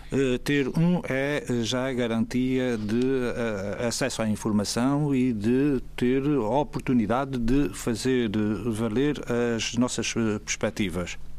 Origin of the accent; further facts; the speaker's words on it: Azores, Portugal; nós somos diferentes dos demais portugueses porque temos uma identidade própria, que é a que Nemésio deu o nome de açorianidade